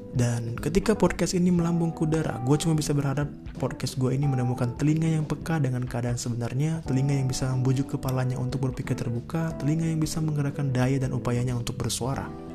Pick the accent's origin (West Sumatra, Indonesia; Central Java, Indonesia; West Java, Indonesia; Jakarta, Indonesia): West Java, Indonesia; Depok; gue berasal dari Depok